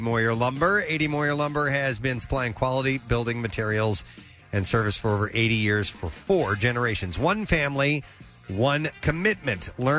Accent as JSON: {"language": "English", "town": "St. Louis", "region": "Missouri", "country": "United States", "tie": "born or raised there", "moved": "yes", "said": "So, and in fact, I grew up in St. Louis."}